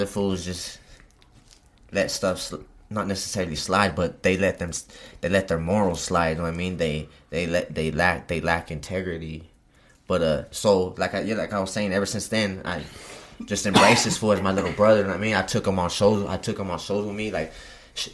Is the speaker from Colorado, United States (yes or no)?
yes; Pueblo, Colorado, United States; I'm from Pueblo